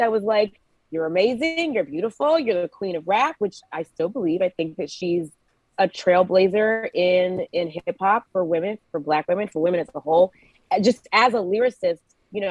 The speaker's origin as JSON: {"language": "English", "region": "Georgia", "country": "United States", "moved": "yes", "said": "So I'm originally a Georgia peach. I'm from Georgia"}